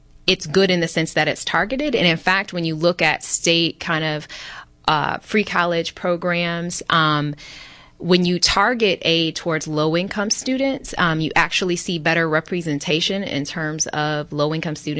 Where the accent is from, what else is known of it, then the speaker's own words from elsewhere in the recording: Michigan, United States; my home state of Michigan